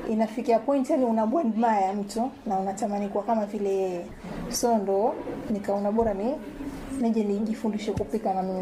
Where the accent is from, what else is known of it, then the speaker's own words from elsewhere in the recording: Bamburi, Mombasa County, Kenya; natokea Bambure.